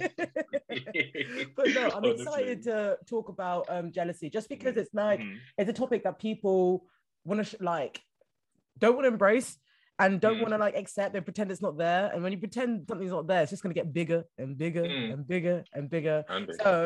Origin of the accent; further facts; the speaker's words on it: Scotland, United Kingdom; accent: Scottish; my full Scottish accent